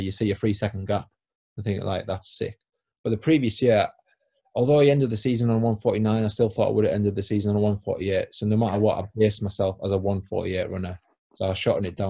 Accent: Crook, North East England, United Kingdom; I'm not from Newcastle, I'm from County Durham. Oh, what town in County Durham? Oh, Crook. So in Crook, we don't have a track

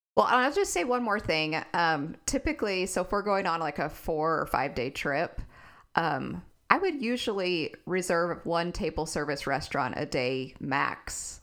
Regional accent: Texas, United States; I'm a Texan

